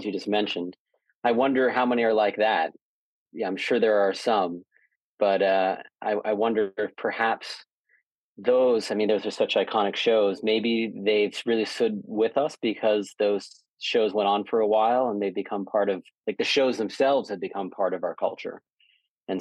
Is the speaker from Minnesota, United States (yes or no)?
no; Boca Raton, Florida, United States; also born or lived in Toronto, Canada; I was born in Toronto, moved to Boca Raton, Florida when I was 4 years old